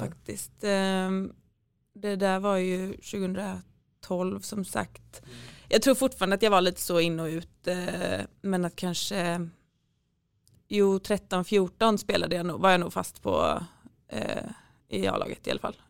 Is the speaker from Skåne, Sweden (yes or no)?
no; Gothenburg, Västra Götaland, Sweden; moved away as an adult; also born or lived in Norway; så bestämde jag mig för att söka högskolan här hemma i Göteborg